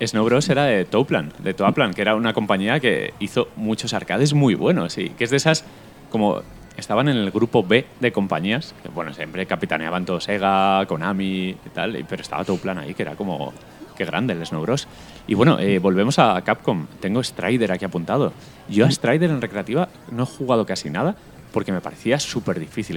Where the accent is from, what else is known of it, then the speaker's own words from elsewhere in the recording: Elda, Valencian Community, Spain; en mi pueblo, en Elda